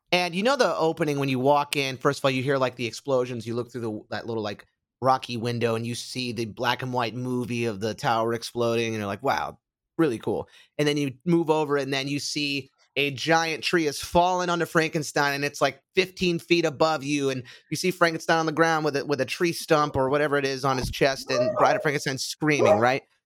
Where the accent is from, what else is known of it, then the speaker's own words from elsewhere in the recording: Orlando, Florida, United States; moved away; when I was growing up in Orlando